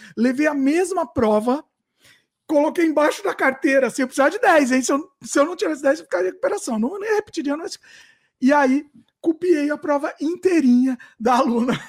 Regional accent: Brazil; now in Canada; Eu nasci no Brasil, fui criado no Brasil

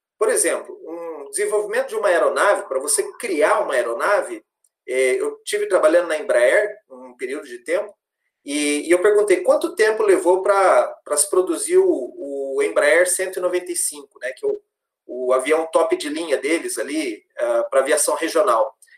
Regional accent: Londrina, Paraná, Brazil; moved away as an adult; Sou natural de Londrina, sou nascido em Londrina, me formei em Londrina também.

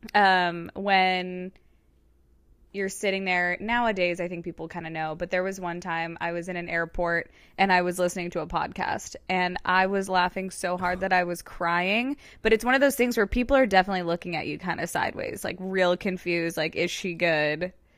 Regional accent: Georgia, United States; also born or lived in Connecticut / Orange County, California; now in Los Angeles, United States; I was born and raised in Georgia

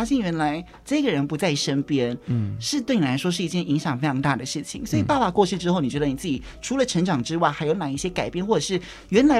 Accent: Kaohsiung, Taiwan; moved away as an adult; now in Taipei, Taiwan; 因为我我以前刚来台北的时候，我也是我是高雄人，然后来到台北读书，真的差不多七年多的时间。

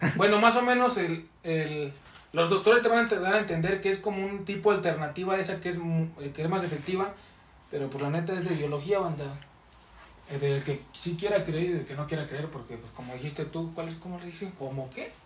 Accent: Mexico; en México estamos cambiando una identidad

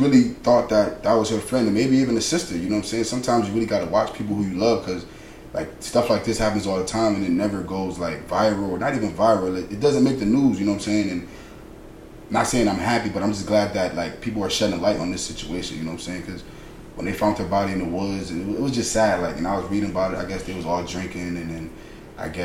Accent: Bridgeport, Connecticut, United States; growing up in Bridgeport

